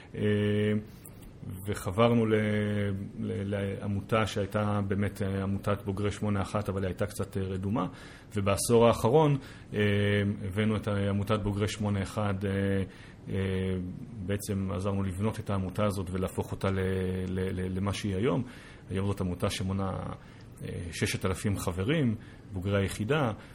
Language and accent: Hebrew; Israel; also born or lived in United States; כישראלי, בוגר יחידות טכנולוגיות בצבא